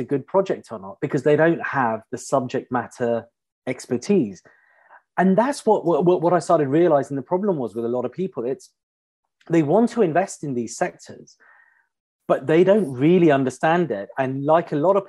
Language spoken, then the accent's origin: English; Pinner, London, United Kingdom; I grew up in a standard middle class suburban family on the outskirts of London. I grew up in Pinner, local state school